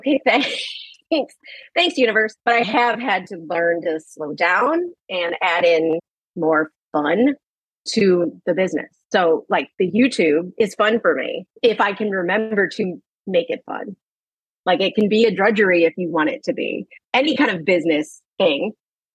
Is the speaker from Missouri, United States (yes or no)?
yes; St. Louis, Missouri, United States; now in New York, United States; I live in New York and I grew up in St. Louis